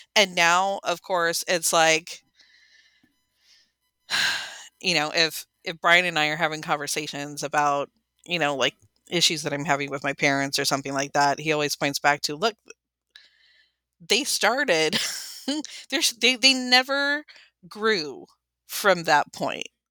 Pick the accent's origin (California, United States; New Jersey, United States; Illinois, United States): California, United States; San Bernardino; also born or lived in Riverside; I was born in San Bernardino